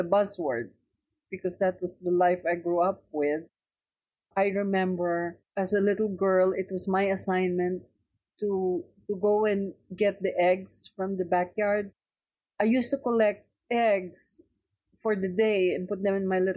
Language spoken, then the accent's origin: English; Philippines; moved away as an adult; now in United States